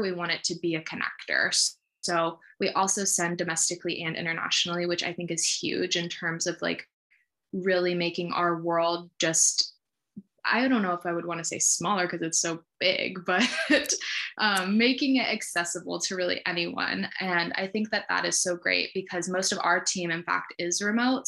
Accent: Sacramento, California, United States; also born or lived in Santa Barbara, California; now in San Francisco, United States; I grew up in Sacramento, California

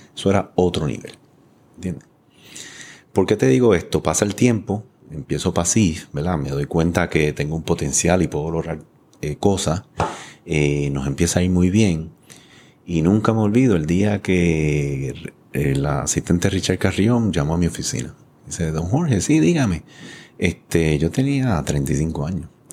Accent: San Juan, Puerto Rico; yo me crié aquí detrás en Floral Park, lo digo mm. todo el mundo, ¿verdad? Ahí estaban las gladiolas, eh, o sea, estaba Jurutungo, Quintana. Yo me crié ahí, una familia inmigrante con cuatro hermanos

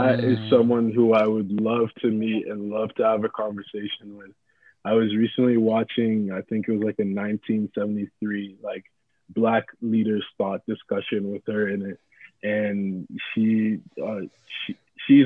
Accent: Nigeria; moved away; I have a friend, Bolu, who we grew up together in Nigeria.

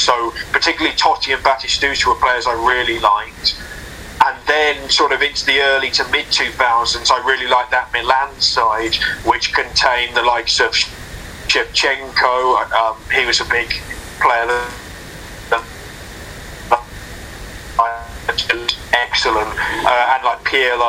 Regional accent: South England, United Kingdom; I'm from South England, and there weren't actually many like big Premier League clubs near me growing up

